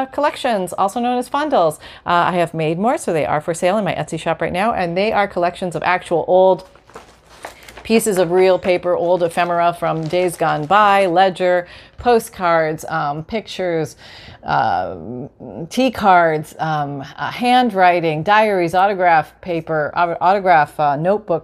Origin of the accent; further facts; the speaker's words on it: Canada; moved away; I'm Canadian